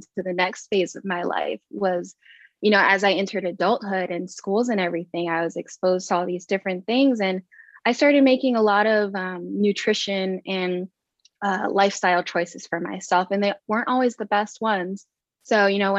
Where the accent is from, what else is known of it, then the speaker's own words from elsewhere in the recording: Long Beach, California, United States; I grew up in Long Beach, California